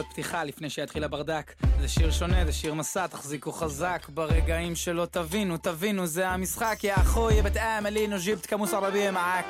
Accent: Jerusalem, Jerusalem District, Israel; בתור ירושלמי, אה, ששליש מתושבי העיר שלו פה אה, ערבים

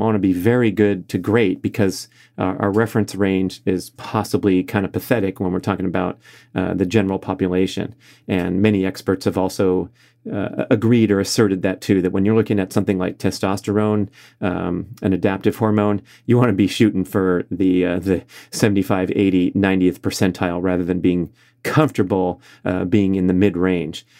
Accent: Los Angeles, California, United States; my hometown of Los Angeles

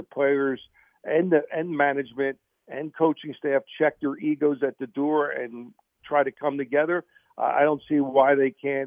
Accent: Philadelphia, Pennsylvania, United States; I'm born and raised in Philly

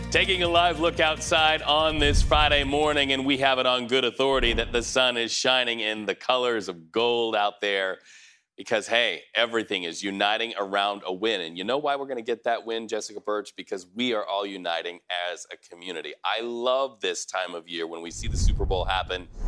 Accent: Toronto, Ontario, Canada; I grew up in Toronto and loved Joe Montana, loved the Niners growing up.

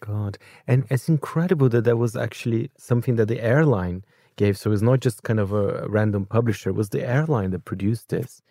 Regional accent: Brazil; moved away; my home country, Brazil

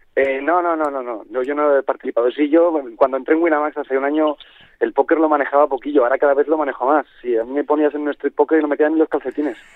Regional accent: Spain; siendo españoles

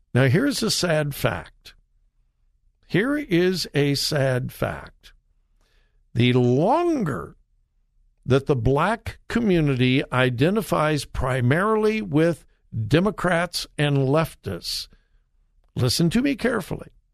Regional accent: Compton, California, United States; I grew up in Southern California and I was in Compton

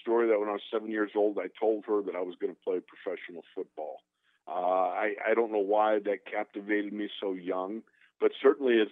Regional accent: Orchard Park, New York, United States; Orchard Park, New York, where the Bills are

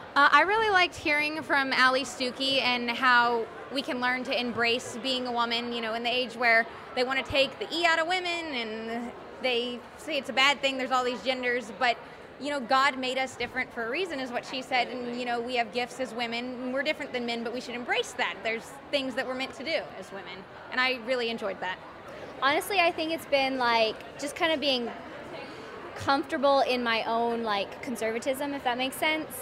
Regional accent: Fort Worth, Texas, United States; I am from Fort Worth, Texas

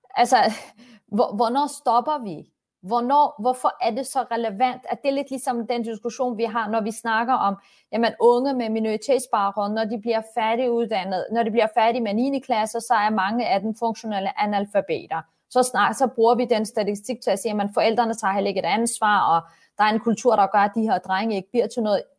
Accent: Copenhagen, Capital Region of Denmark, Denmark; Jeg er vokset op på Vesterbro

